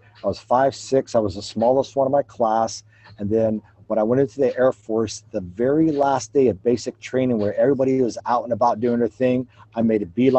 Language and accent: English; McDonald, Ohio, United States; moved away as an adult; also born or lived in Myrtle Beach, South Carolina / Augusta, Georgia / Guam / Illinois; I was born and raised in the Mahoning Valley. I attended McDonald High School. I graduated in 1981